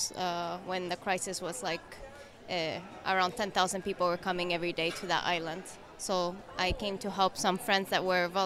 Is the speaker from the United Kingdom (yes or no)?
no; Chile; moved away as an adult; now in Athens, Greece; I am Chilean, from Chile